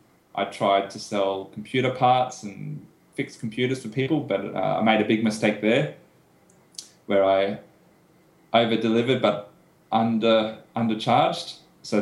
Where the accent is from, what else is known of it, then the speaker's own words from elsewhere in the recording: Brisbane, Queensland, Australia; also born or lived in United Kingdom / United States; I was born and raised in Brisbane, but have lived in the UK and the United States for a year or two. But yeah, live in Brisbane.